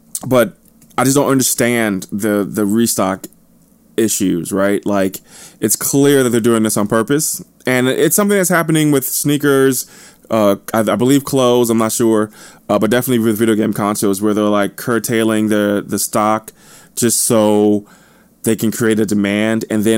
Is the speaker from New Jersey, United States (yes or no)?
yes; New Jersey, United States; also born or lived in St. Louis, Missouri; Obviously, I'm not looking forward to the winter, but I kind of am, because I'm from New Jersey and St. Louis, so I'm accustomed to winters.